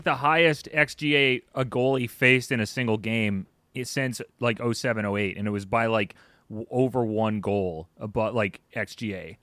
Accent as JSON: {"language": "English", "region": "Midwest", "country": "United States", "said": "we're from the Midwest"}